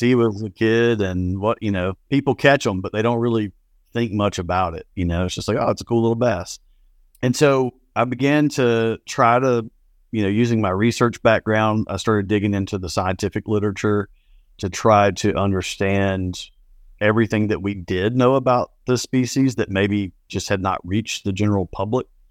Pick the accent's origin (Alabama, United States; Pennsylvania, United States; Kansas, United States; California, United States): Alabama, United States; South; I grew up in South Alabama.